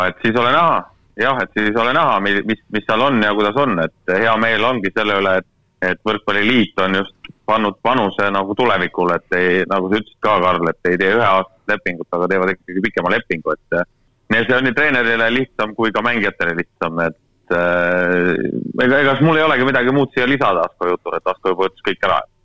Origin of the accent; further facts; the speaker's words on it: Estonia; mina olen eestlane